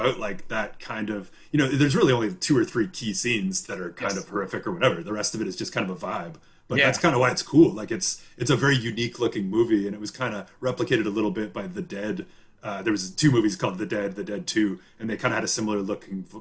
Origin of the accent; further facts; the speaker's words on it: northern Ontario, Canada; I also grew up in a small town, but in northern Ontario